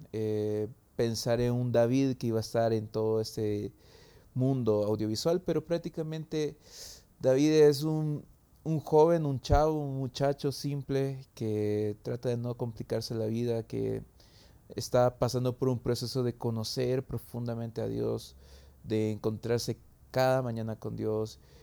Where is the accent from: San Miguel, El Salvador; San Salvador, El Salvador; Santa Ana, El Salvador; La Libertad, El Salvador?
San Salvador, El Salvador; soy de El Salvador, de San Salvador